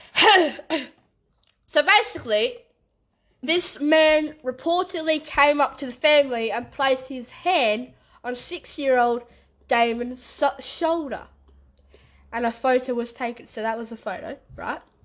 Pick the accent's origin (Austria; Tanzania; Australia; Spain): Australia; Western Australia; we're from West Australia